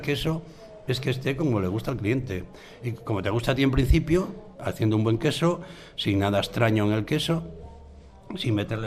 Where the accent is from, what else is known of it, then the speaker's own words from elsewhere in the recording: Cantas, Asturias, Spain; also born or lived in Cabrales; yo soy de Cantas en realidad